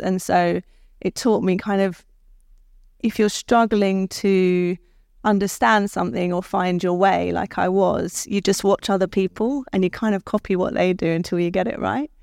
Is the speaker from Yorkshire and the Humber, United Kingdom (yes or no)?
no; London, United Kingdom; I was born in Guy's Hospital in London.